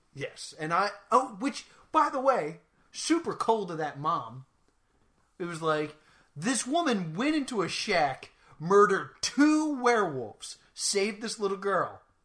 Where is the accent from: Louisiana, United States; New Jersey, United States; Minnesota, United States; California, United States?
Minnesota, United States; I'm from Minnesota